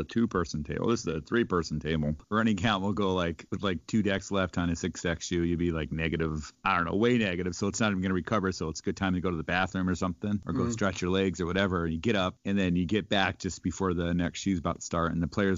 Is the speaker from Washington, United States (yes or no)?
yes; Washington, United States